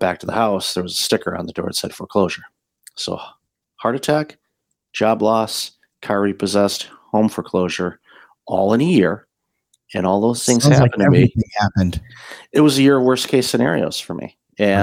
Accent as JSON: {"language": "English", "town": "Detroit", "region": "Michigan", "country": "United States", "also_born_or_lived": "Windsor, Ontario, Canada", "moved": "as an adult", "lives_now": "Canada", "said": "I'm originally from the Detroit area and immigrated with my former wife back in 2004"}